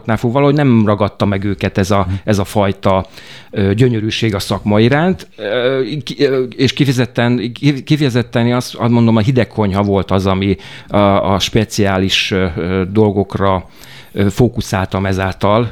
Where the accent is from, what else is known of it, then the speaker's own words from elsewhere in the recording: Miskolc, Borsod-Abaúj-Zemplén, Hungary; moved away as an adult; also born or lived in Budapest / Transdanubia; Én Miskolci vagyok